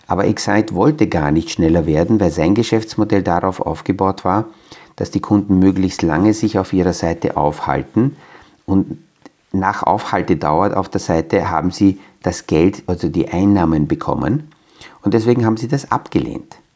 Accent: Transylvania, Romania; Also wenn in meiner Geburtsstadt oder in der kleinen Ortschaft, wo ich aufgewachsen bin, in Siebenbürgen, in einem kleinen Dörfel jemand eine Idee hat, wo zwar dort nur 150, 200 Menschen leben

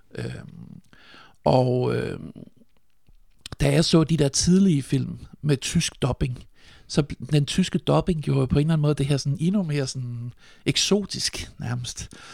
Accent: Nyborg, Southern Denmark, Denmark; Jeg er født i 1976, og jeg er vokset op på, jeg er vokset op på Fyn i Nyborg

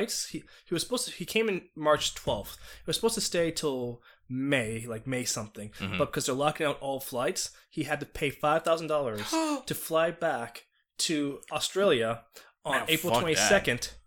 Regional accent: United States; now in Japan; I'm American, straight up.

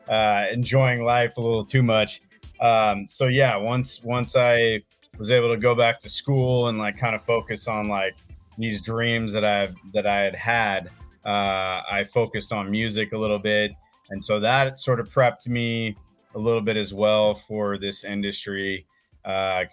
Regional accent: Oakland, California, United States; also born or lived in San Leandro / Chico; Born and raised in Oakland, actually. Kind of all over the Bay Area, different times. I kind of spent pretty much my entire life here.

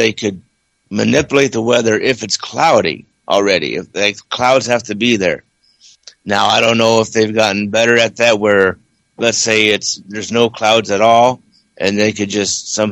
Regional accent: Ohio, United States; now in Fresno, United States; I'm from Ohio

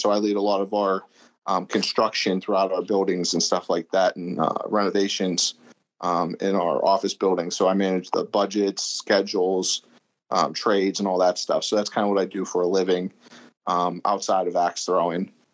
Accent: Pittsburgh, Pennsylvania, United States; also born or lived in Erie, Pennsylvania; I'm from Pittsburgh, Pennsylvania. That's my hometown. I've been here pretty much my whole life for the most part

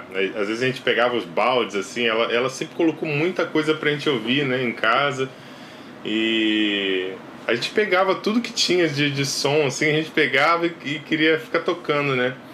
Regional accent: Cordeiro, Rio de Janeiro, Brazil; A gente vem de Cordeiro, né? Cordeiro é interior do Rio de Janeiro.

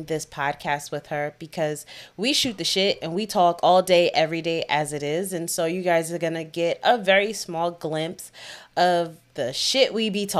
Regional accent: New York, United States; I am from the Bronx, just like Char

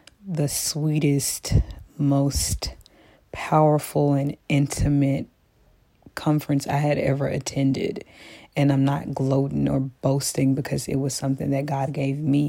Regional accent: Memphis, Tennessee, United States; I'm from Memphis. You know, sometimes we use a little Ebonics

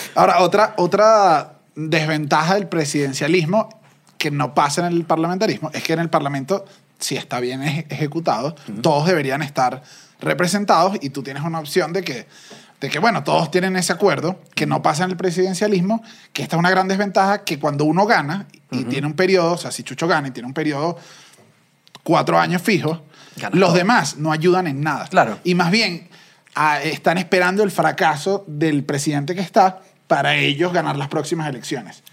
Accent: Venezuela; now in Mexico; Nosotros como venezolanos

